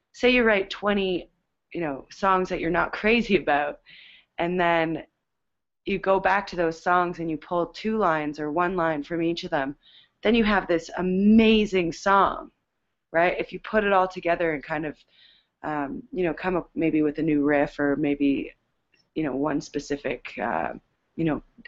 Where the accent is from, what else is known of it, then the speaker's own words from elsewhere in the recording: Canada; we're Canadian